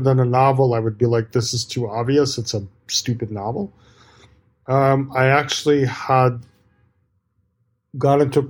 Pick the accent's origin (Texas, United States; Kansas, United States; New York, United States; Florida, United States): New York, United States; also born or lived in Soviet Union; we came to New York, and I grew up in New York